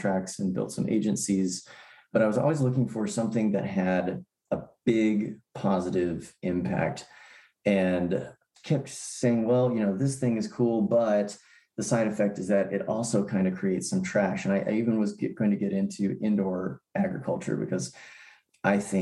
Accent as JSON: {"language": "English", "region": "Tennessee", "country": "United States", "tie": "born or raised there", "also_born_or_lived": "San Francisco Bay Area, California", "said": "I did grow up in Tennessee"}